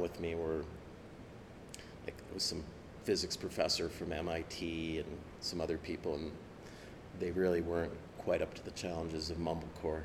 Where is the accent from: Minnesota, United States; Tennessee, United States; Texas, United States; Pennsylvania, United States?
Minnesota, United States; I grew up in Minnesota